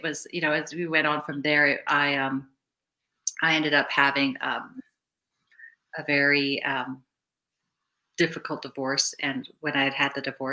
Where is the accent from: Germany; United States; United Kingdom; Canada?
Canada; Vancouver, British Columbia; also born or lived in Cape Town, South Africa; I grew up in Vancouver, British Columbia, but I was originally born in Cape Town, South Africa.